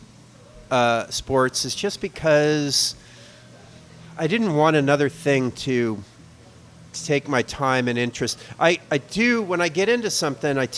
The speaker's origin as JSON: {"language": "English", "country": "United States", "said": "I'm American."}